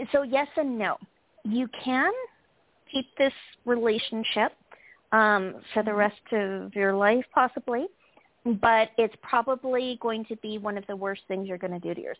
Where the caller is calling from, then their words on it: California, United States; I'm calling from California.